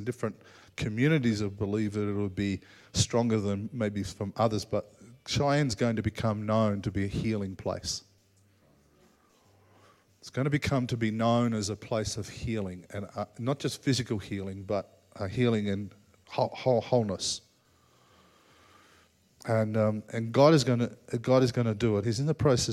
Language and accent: English; Australia; As an Australian, Australians tend to say it as it is, pretty straight